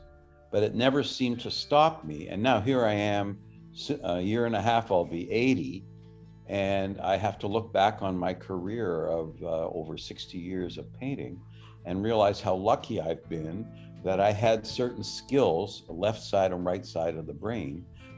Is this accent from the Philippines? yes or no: no; Canada; the good things and the bad things about life professionally as a Canadian contemporary artist.